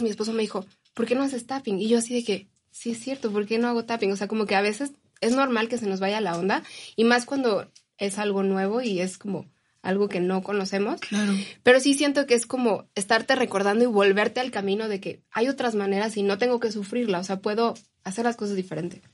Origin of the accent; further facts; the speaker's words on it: Mexico; como mexicanos